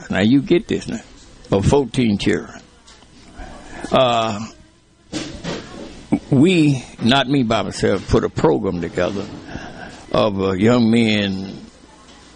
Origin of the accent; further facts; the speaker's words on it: Edwards, Mississippi, United States; now in Bolton, United States; I was raised in Edwards.